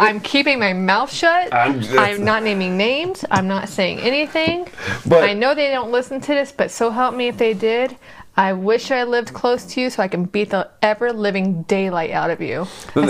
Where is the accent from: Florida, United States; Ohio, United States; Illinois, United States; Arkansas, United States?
Florida, United States; South; accent: hillbilly; moved away as an adult; also born or lived in Gainesville, Florida / Tennessee; But I was raised in South Florida.